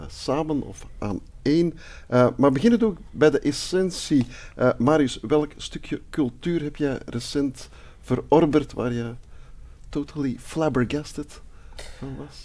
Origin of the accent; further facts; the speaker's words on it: Antwerp, Flanders, Belgium; geboren en getogen Antwerpenaar